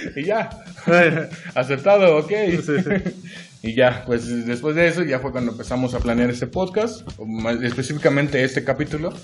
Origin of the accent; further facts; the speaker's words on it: Yautepec, Morelos, Mexico; Soy de aquí, originario de aquí de Morelos. Em, para más específico, eh, nací en Yautepec, soy yautepense